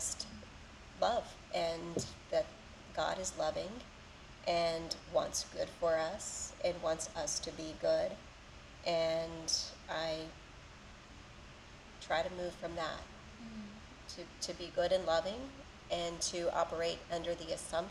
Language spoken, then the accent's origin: English; West Texas, United States; now in Jacksonville, United States; I grew up in West Texas, live in Jacksonville now